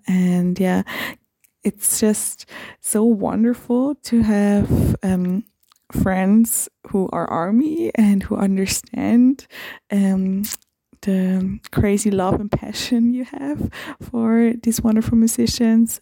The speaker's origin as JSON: {"language": "English", "region": "Vienna", "country": "Austria", "said": "I'm from Vienna, Austria."}